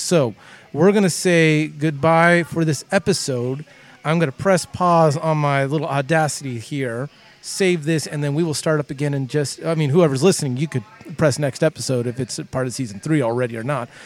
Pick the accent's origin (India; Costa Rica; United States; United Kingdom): United States; Southern California; growing up in Southern California